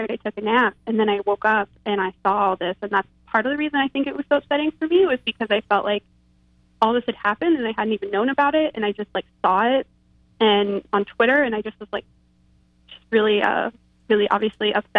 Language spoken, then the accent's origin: English; Texas, United States; I grew up in Texas